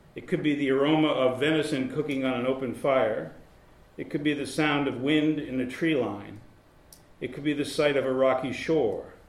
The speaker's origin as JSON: {"language": "English", "region": "Massachusetts", "country": "United States", "tie": "born or raised there", "moved": "yes", "lives_now": "Baltimore, United States", "said": "the town that I grew up in in Massachusetts"}